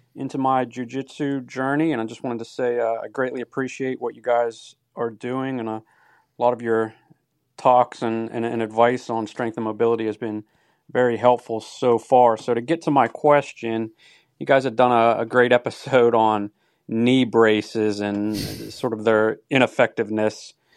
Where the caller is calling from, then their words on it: United States; I'm calling from the United States